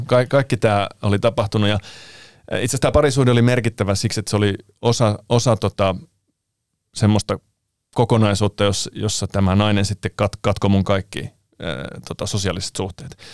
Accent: Finland; also born or lived in Italy / Anttola / Mikkeli / Kuopio; mä oon syntynyt Italiassa, mutta muuttanut sitten Suomeen alle vuoden ikäisenä ja asunut täällä aina

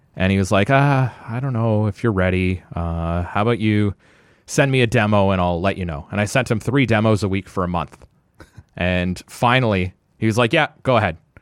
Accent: Ottawa, Ontario, Canada; Born and raised in Orleans

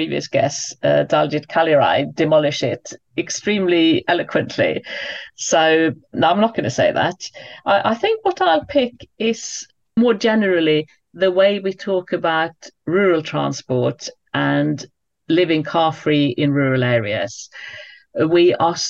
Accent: United Kingdom; as a British person

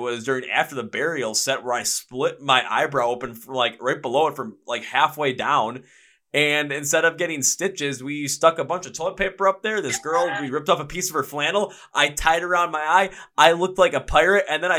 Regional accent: Milwaukee, Wisconsin, United States; the fact that I was from Milwaukee. So they just called me ….

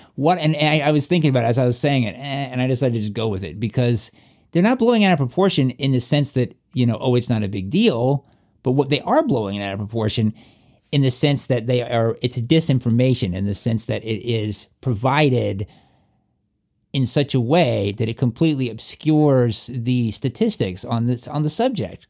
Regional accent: southwestern Virginia, United States; accent: southwestern Virginia; my southwestern Virginia accent

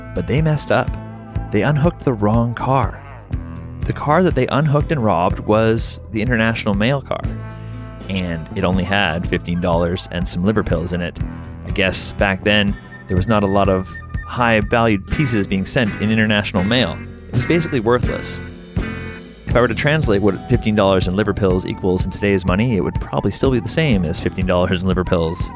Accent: Mission, British Columbia, Canada; where I'm from Mission, British Columbia. It's right where I grew up

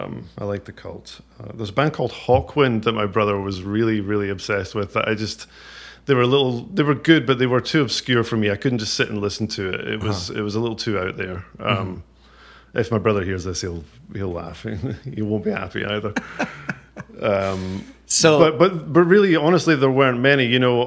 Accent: Ayr, Scotland, United Kingdom; I grew up in Ayr.

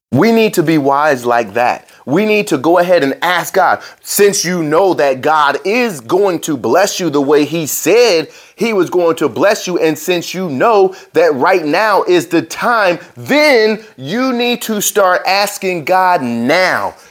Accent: New Jersey, United States; I grew up in Jersey, in New Jersey.

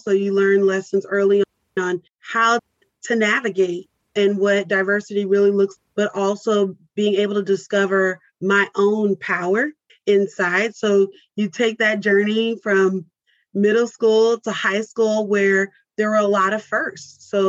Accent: Mesquite, Texas, United States; also born or lived in California / Louisiana; We are from Africa and you trace that story back. But even to be raised in a suburb of Dallas, I was not engulfed into the Dallas culture or the Black Dallas culture

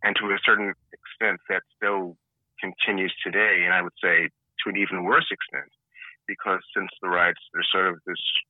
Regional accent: New York City, New York, United States; I grew up in Brooklyn. I grew up in and around Crown Heights before, during, and after the riots.

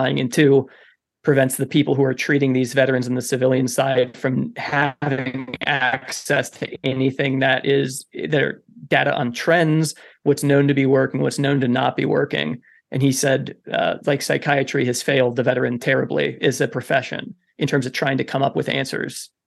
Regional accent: Kentucky, United States; also born or lived in Wisconsin; at the age of 10, we moved from Wisconsin to Kentucky

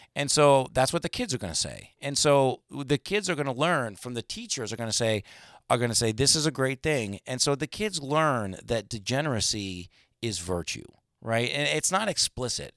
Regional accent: United States; as an American

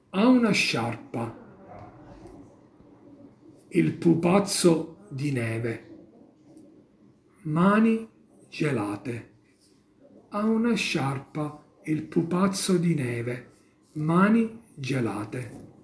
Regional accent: Casteltermini, Sicily, Italy; now in Turin, Italy; Io sono della provincia di Agrigento, Casteltermini.

